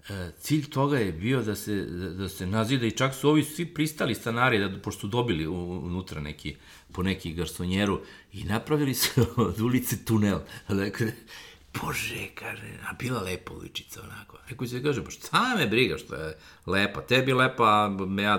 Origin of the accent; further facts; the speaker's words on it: Belgrade, Serbia; Ja sam odrastao na Karavormi, u ulici Patrisa Lumumbe.